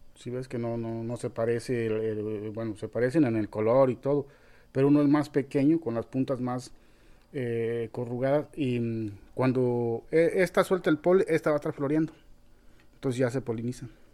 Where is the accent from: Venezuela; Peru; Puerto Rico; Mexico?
Mexico; Boca de Chajul, Chiapas; also born or lived in Guerrero; yo llegué aquí a la selva cuando todavía no había nada de gente